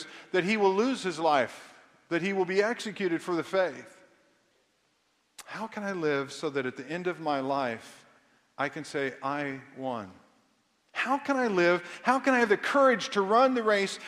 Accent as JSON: {"language": "English", "town": "Kansas City", "country": "United States", "tie": "born or raised there", "said": "I grew up in Kansas City"}